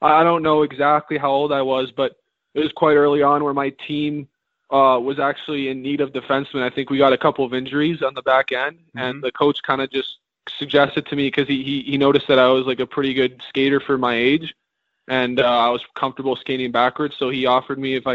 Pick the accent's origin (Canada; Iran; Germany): Canada; Ottawa, Ontario; also born or lived in Midland, Michigan, United States / Toronto, Ontario; I mainly grew up in Ottawa, Ontario